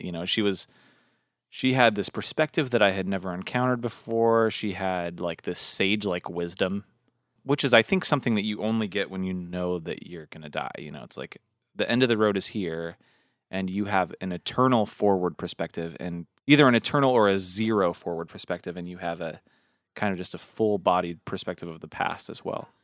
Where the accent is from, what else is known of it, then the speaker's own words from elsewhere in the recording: Washington, United States; I'm from Washington State